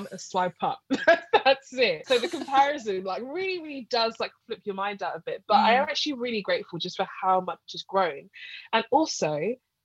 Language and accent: English; London, United Kingdom; I'm from North London